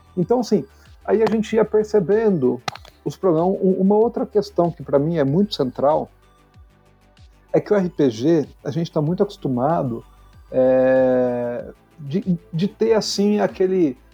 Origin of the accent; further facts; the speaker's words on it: Poços de Caldas, Minas Gerais, Brazil; moved away as an adult; now in São Paulo, Brazil; eu nasci em São Paulo, mas eu cresci em, no sul de Minas, em Poço de Caldas